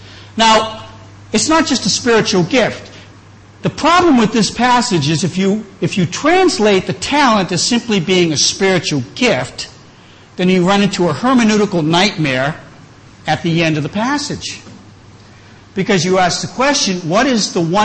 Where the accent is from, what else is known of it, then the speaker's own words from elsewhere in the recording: New England, just outside of Boston, Massachusetts, United States; moved away; also born or lived in Chiang Mai; I grew up in New England, just outside of Boston